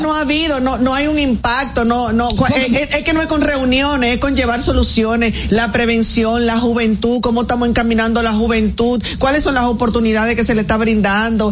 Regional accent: Dominican Republic; todos como dominicanos

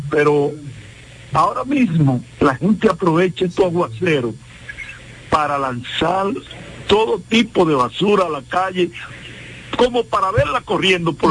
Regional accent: Dominican Republic; nosotros como dominicanos

